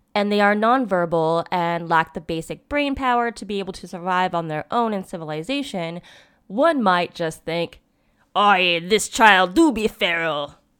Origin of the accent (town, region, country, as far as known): United States